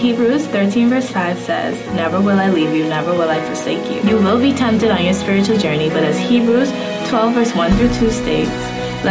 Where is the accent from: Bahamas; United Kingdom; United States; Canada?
Bahamas; I am 15 years old and I grew up in the Bahamas